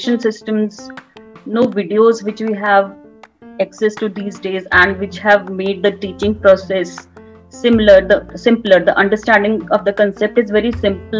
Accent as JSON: {"language": "English", "region": "Delhi", "country": "India", "said": "I'm from Delhi"}